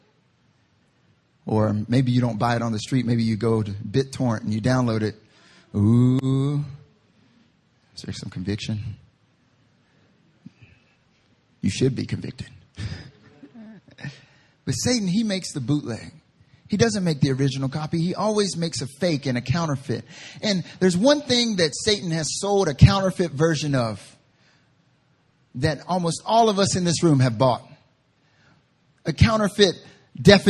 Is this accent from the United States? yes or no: yes; Southern / Southeastern United States, United States; now in South Korea; I'm from the South